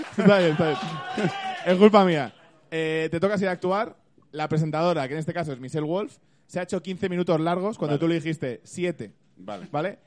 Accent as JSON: {"language": "Spanish", "town": "Zarzuela del Pinar", "region": "Castile and León", "country": "Spain", "said": "Zarzuela del Pinar, que resulta que es mi pueblo, eh, un pueblo precioso en mitad de Segovia"}